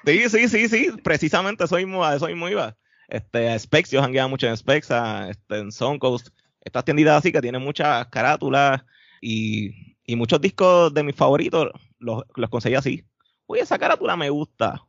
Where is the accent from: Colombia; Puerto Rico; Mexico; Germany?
Puerto Rico; Carolina; también me crié en Carolina